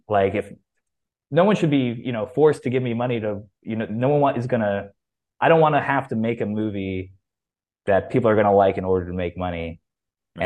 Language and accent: English; Boca Raton, Florida, United States; I'm a Jew from Boca Raton